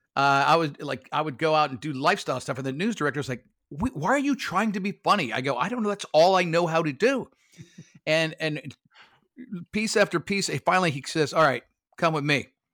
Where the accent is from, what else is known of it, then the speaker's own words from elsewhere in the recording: Lake Worth, Florida, United States; also born or lived in Brooklyn, New York; I went to Lake Worth, uh, High School. I was born in Brooklyn, New York, but, uh, we moved to Florida in, in seventy-one